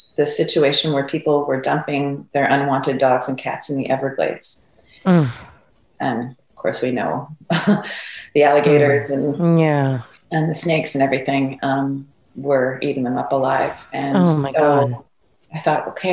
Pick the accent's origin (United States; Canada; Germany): Canada; Montreal, Quebec; I'm from Montreal, Canada.